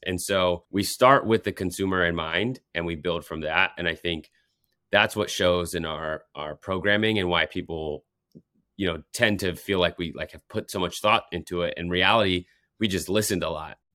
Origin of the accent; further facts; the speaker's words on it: Colorado, United States; now in New York, United States; I'm from Colorado